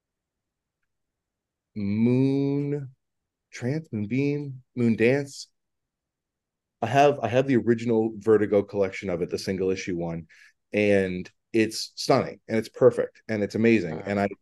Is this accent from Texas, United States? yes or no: no; Boston, Massachusetts, United States; also born or lived in California; I'm from Boston, if you can't tell by the mighty mighty Boston shirt and the Boston hat